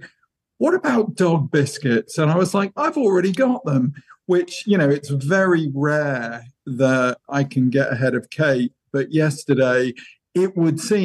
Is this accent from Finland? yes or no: no; England, United Kingdom; as an English guy